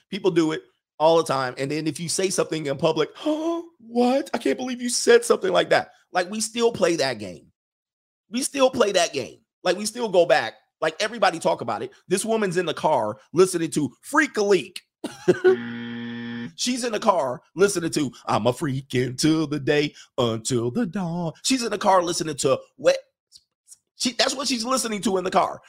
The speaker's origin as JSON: {"language": "English", "country": "United States"}